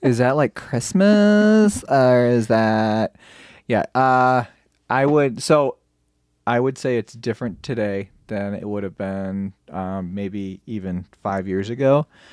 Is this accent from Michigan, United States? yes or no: yes; Michigan, United States; I'm from Michigan